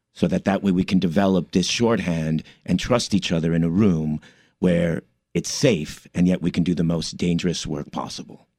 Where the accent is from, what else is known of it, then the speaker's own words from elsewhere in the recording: Commerce, California, United States; moved away as an adult; also born or lived in East Los Angeles, California / New York; my parents moved to the city of Commerce, which is right outside East LA, and uh, I grew up there